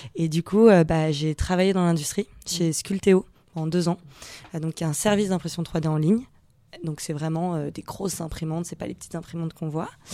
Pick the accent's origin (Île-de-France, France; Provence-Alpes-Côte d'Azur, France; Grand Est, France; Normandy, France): Provence-Alpes-Côte d'Azur, France; Nice; je viens euh, de Nice